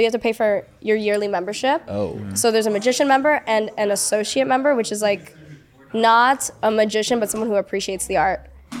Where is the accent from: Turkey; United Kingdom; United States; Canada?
United States; New York; moved away as an adult; now in Los Angeles, United States; I was born in New York, and I moved to LA when I was 18